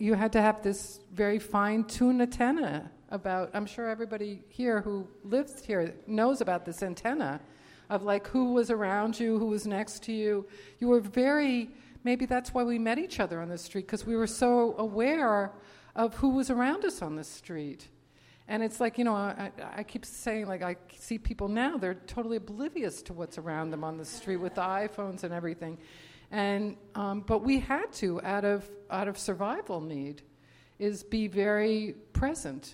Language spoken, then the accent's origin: English; New Jersey, United States; also born or lived in New York City; now in New York, United States; I was born in New York City, and I grew up in New Jersey